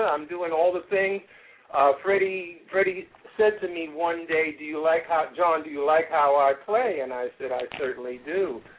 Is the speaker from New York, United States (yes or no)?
yes; New York City, New York, United States; moved away as an adult; now in Boynton Beach, United States; I'm down here in Boynton Beach, Florida now, but I'm from Jamaica, Queens, the home of the funk. And, I'm in my mid-60s now.